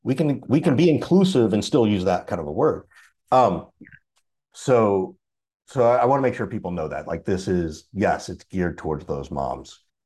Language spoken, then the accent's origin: English; Deep South, United States; And growing up in the Deep South, it was like, well, you know, I had to go to couples thing.